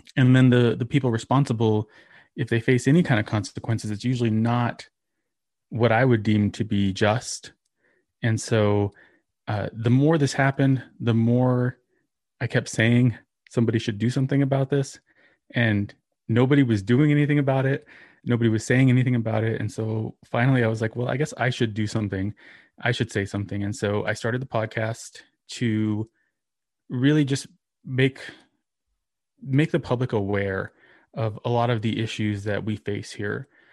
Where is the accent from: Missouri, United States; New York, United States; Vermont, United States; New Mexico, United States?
New Mexico, United States; also born or lived in Texas; grew up here in New Mexico